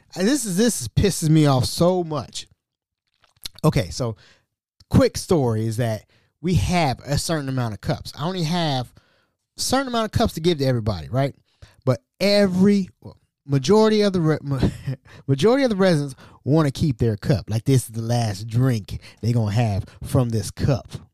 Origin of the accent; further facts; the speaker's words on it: Hamilton, Ohio, United States; I'm from Hamilton, Ohio, right? I'm from Hamilton